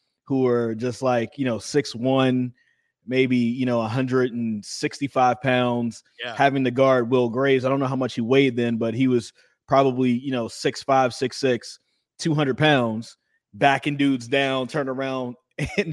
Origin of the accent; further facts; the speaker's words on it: High Point, North Carolina, United States; also born or lived in Greensboro, North Carolina; Grew up most of my time in High Point, which is basically 5 miles away